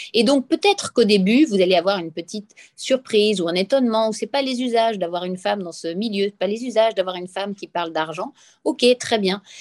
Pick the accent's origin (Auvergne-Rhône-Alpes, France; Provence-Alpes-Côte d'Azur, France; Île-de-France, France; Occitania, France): Provence-Alpes-Côte d'Azur, France; Nice; accent: accent niçois / accent du Sud; mon accent du Sud. Et donc, quand je parle avec l'accent niçois